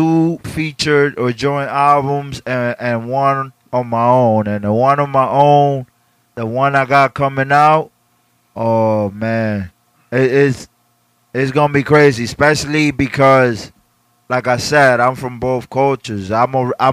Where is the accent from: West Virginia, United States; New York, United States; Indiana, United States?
New York, United States; New York City; also born or lived in Dominican Republic; I came here since I was 8 years old